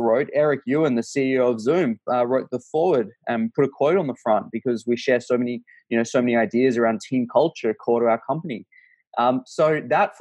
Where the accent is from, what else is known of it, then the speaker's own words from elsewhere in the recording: Australia; I'm Australian